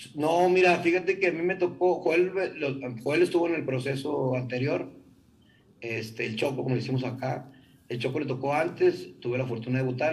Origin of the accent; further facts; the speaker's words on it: Monterrey, Nuevo León, Mexico; nosotros como buenos regiomontanos